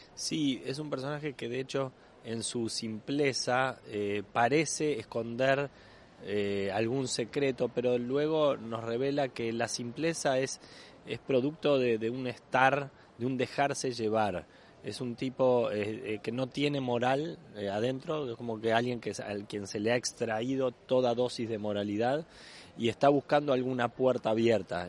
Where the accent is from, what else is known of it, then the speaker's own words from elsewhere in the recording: Uruguay; como actor uruguayo que soy